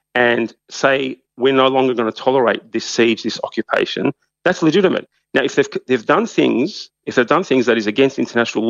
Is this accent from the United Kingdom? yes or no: no; Australia; we being Australia